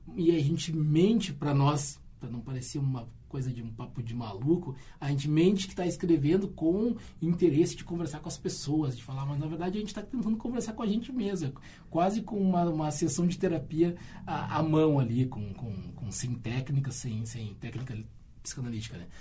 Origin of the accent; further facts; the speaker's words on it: Rio Grande, Rio Grande do Sul, Brazil; Eu cresci em Rio Grande